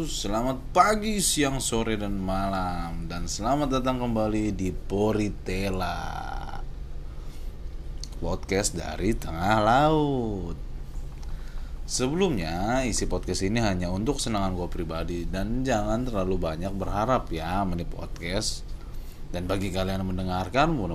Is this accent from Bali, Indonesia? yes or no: no; Tambun, West Java, Indonesia; yang hidup keluarga gue yang ada di Tambun ya gue besar di Tambun di sebuah Perumahan yang isinya campur dari suku, agama.